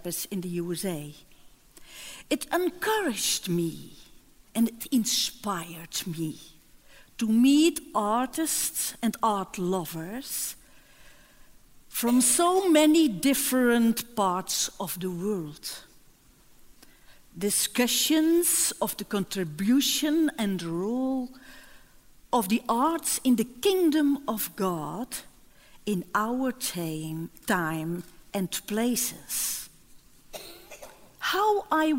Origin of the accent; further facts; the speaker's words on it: Netherlands; I came from the Netherlands